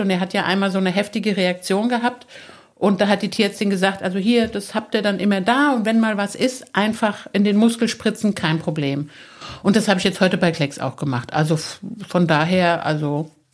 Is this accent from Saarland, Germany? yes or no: yes; Saarland, Germany; moved away; Ich bin ja im Saarland aufgewachsen, ich bin da geboren